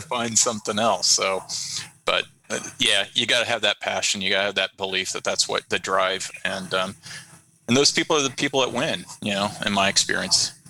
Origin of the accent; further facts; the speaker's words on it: Chicago, southern Illinois, Iowa, Midwest, United States; also born or lived in Antioch, Illinois / Corydon, Iowa; I was born in Chicago and and um, grew up a lot in the northwest suburbs